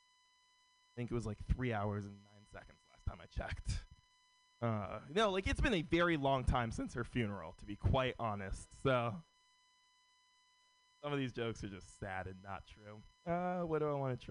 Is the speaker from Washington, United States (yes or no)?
no; San Francisco, California, United States; Born and raised in San Francisco.